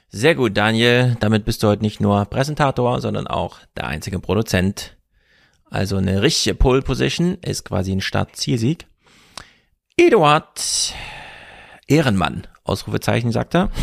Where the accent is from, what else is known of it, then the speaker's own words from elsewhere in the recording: Jena, Thuringia, Germany; moved away; mit Grüßen aus Jena, meiner alten Heimat